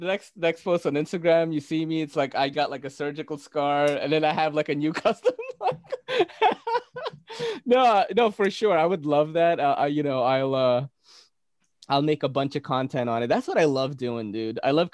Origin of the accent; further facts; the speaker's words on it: Philippines; I'm Filipino, bro.